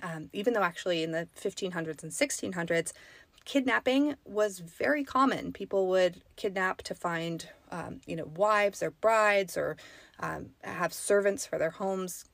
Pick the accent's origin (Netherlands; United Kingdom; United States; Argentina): United States; the Sierra, California; I grew up in the Sierra. I grew up, um, near some pretty famous mining towns